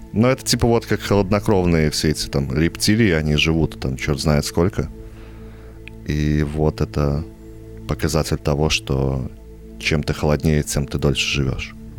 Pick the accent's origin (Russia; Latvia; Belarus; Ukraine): Belarus; also born or lived in Vitebsk; мы, бедные нищие белорусы